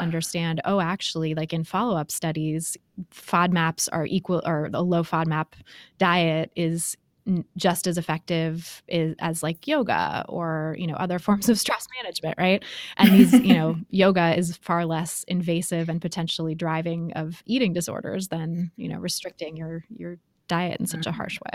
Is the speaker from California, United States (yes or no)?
yes; Bay Area, California, United States; I grew up in the Bay Area